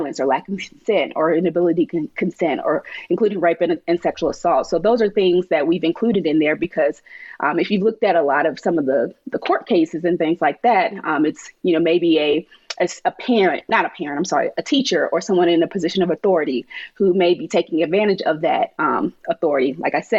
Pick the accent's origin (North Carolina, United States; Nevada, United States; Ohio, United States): North Carolina, United States; moved away; I'm from North Carolina.